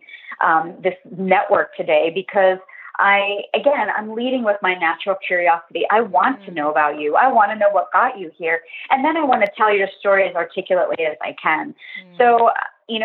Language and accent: English; Pennsylvania, United States; I grew up in Pennsylvania.